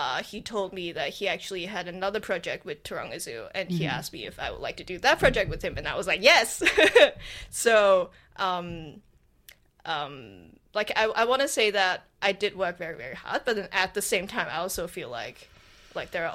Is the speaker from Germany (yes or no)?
no; Hong Kong; now in Australia; I'm from Hong Kong